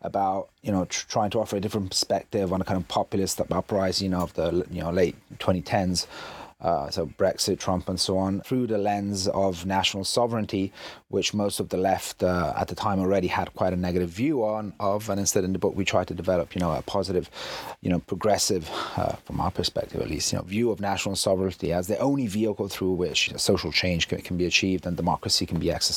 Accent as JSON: {"language": "English", "country": "Italy", "tie": "born or raised there", "said": "I'm half English, half Italian, but I've lived in Italy all my life."}